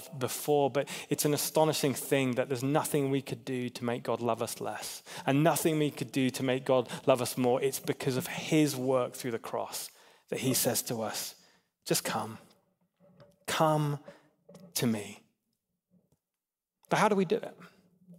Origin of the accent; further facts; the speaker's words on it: England, United Kingdom; I'm an English guy